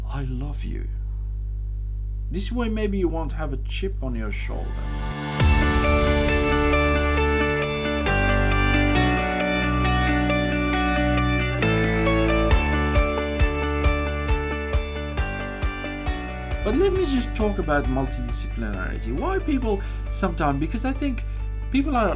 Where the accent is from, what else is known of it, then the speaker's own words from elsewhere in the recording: Morocco; I'm from Morocco, so I understand what it means to be tribal